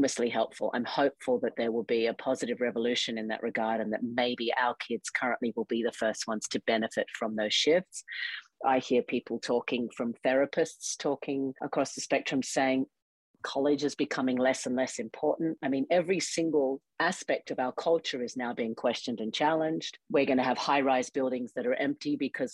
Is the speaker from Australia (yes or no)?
yes; Australia; now in United States; I grew up in Australia in the Australian school system